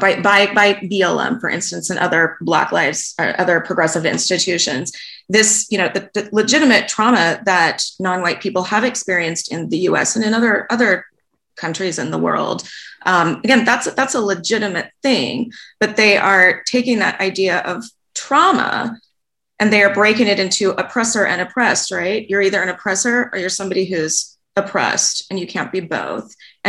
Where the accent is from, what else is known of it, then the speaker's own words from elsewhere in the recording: Los Angeles, California, United States; now in Vancouver, Canada; A woman who's a parent at my son's school in Los Angeles, I'm in Vancouver now, but we're from Los Angeles.